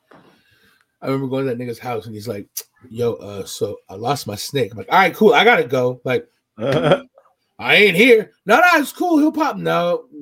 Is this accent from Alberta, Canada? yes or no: no; Dorval, Quebec, Canada; We're from the Dixies